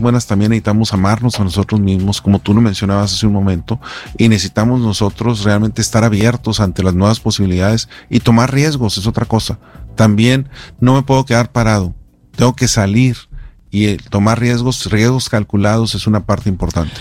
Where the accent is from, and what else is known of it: Mexico